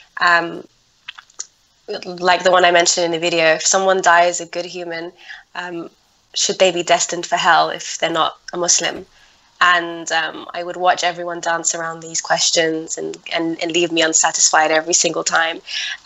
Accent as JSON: {"language": "English", "region": "London", "country": "United Kingdom", "tie": "born or raised there", "also_born_or_lived": "Netherlands", "said": "I grew up in London. I moved from Holland and I came to London."}